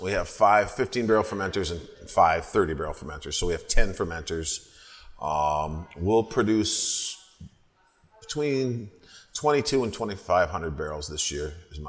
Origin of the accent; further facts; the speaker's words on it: St. Paul, Minnesota, United States; I grew up here in St. Paul. About my parents' house where I grew up was less than a mile from Summit Brewery.